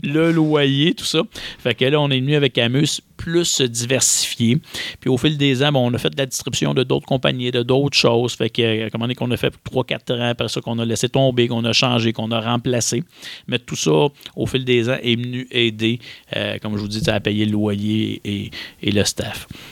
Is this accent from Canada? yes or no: yes; Quebec, Canada; chez nous au Québec